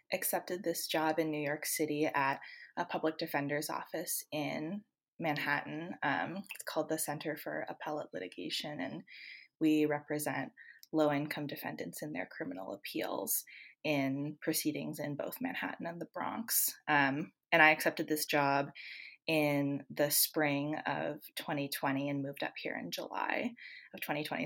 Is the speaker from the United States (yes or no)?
no; Canada; moved away; I'm originally from Canada